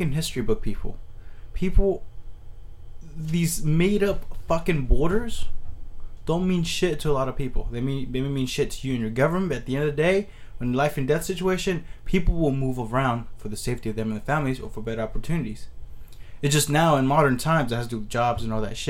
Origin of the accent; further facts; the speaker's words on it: United States; I come from the United States